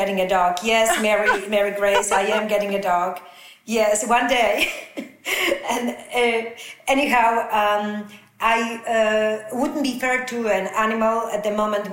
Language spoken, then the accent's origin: English; Poland; English is a second language; moved away; growing up in Poland, where we had two channels, definitely 50 years ago.